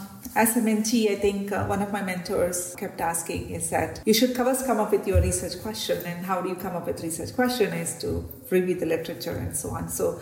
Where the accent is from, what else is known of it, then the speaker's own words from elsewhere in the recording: India; obviously research was new because I came from India.